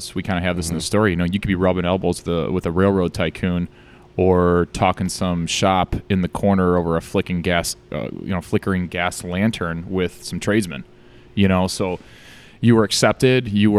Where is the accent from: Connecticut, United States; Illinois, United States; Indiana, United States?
Illinois, United States; Burr Ridge; I grew up in Burr Ridge.